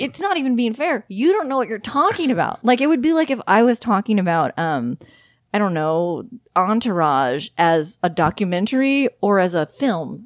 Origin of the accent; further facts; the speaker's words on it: Los Angeles, California, United States; moved away as an adult; also born or lived in Austin, Texas; I'm from Southern California, from the Los Angeles area